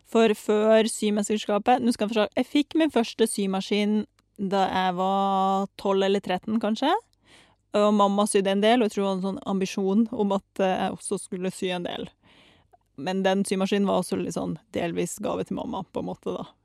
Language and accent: Norwegian; Saint Petersburg, Russia; now in Norway; Um, altså født og delvis oppvokst i Russland. Født i St. Petersburg og liksom vokst opp der.